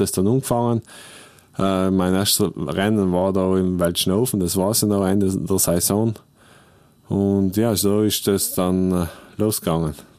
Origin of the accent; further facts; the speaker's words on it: South Tyrol, Trentino-Alto Adige, Italy; Südtirol ist einfach meine Heimat